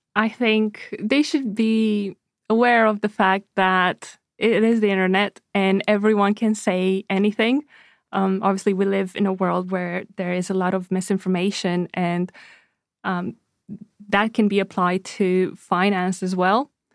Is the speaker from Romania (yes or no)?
yes; Romania; moved away; I'm originally from Romania